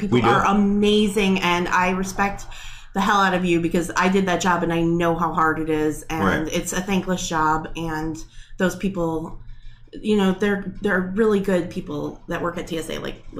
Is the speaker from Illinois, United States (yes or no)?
yes; Aurora, Illinois, United States; moved away as an adult; now in Arizona, United States; Okay, so I'm from Aurora. Mm-hmm. I was born and raised on the east side and then moved to the west side, went to high school at West. And I lived here my whole life, and then I moved to Arizona not because I don't love Aurora.